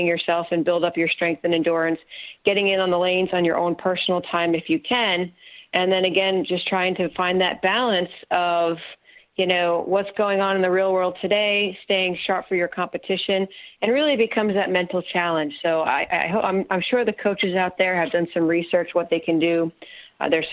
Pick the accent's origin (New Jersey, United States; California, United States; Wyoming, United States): New Jersey, United States; moved away as an adult; also born or lived in Morehead, Kentucky; I went to Morehead State and I was from New Jersey, so I was a good 9.5 hours away from home.